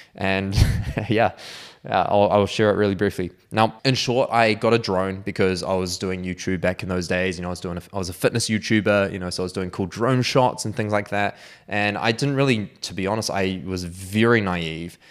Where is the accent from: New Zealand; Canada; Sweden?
New Zealand; Auckland; I was actually back in Auckland by this time, which is my hometown.